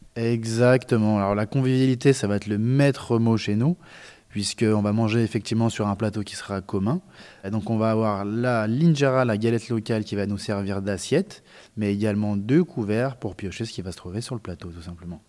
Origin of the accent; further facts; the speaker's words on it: France; chez nous en France